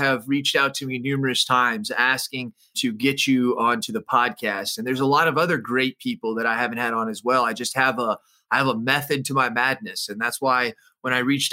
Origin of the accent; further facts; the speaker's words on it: Maricopa County, Arizona, United States; I was born in Maricopa County Hospital.